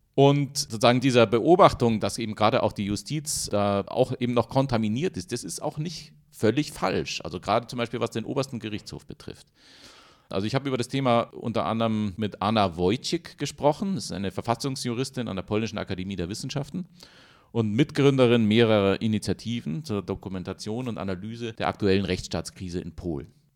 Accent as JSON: {"language": "German", "country": "Germany", "said": "für uns als Deutsche"}